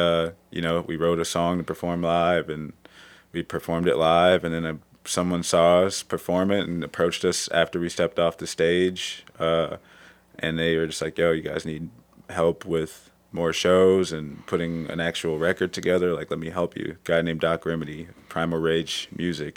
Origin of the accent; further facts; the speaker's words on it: Cleveland, Ohio, United States; I'm from Cleveland